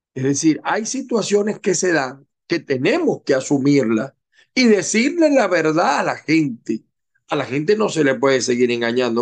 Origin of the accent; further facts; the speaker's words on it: Venezuela; moved away as an adult; me vine yo de Venezuela